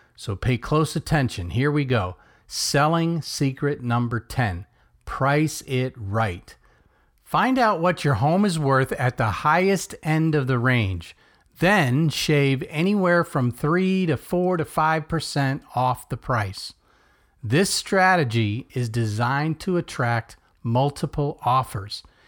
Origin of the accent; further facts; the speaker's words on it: Melbourne, Florida, United States; coming to you from my hometown of Melbourne, Florida